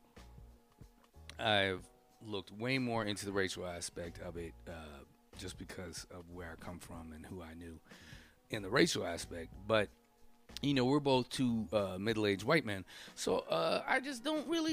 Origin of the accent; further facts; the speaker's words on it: New Jersey, United States; growing up in Jersey, I had off the boat African friends.